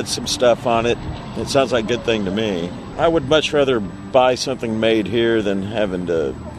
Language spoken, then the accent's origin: English; Kansas City, Missouri, United States; I'm from Kansas City, Missouri.